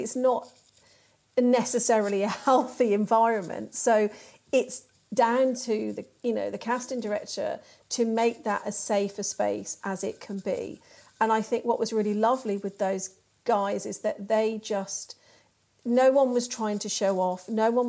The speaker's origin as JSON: {"language": "English", "town": "Birmingham", "region": "West Midlands", "country": "United Kingdom", "tie": "born or raised there", "said": "I grew up in Birmingham."}